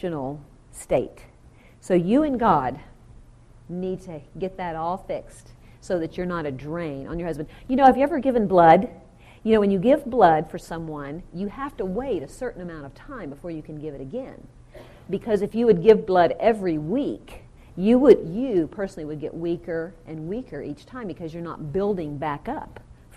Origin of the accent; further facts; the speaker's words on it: the South, United States; now in Southern California, United States; I'm really from the South, and I should say y'all.